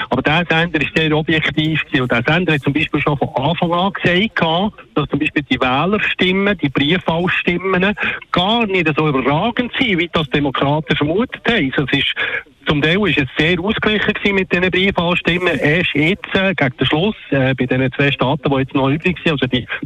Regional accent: Switzerland

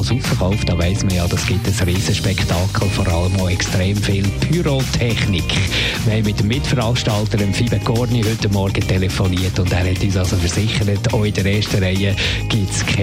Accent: Spain; German is a second language; Ich bin äh, Spanierin und ich habe einfach gerne ein bisschen den Rhythmus.

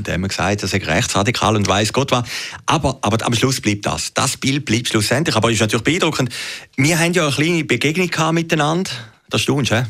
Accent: Switzerland

